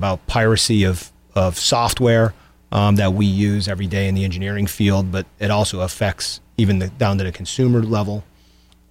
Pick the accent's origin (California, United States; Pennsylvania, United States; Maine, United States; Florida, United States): Pennsylvania, United States; Scranton-Wilkes-Barre area; I grew up in the Scranton-Wilkes-Barre area